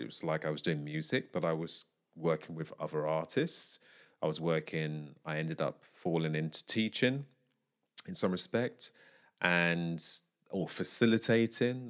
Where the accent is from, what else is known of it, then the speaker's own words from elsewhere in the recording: United Kingdom; I am a British vocalist.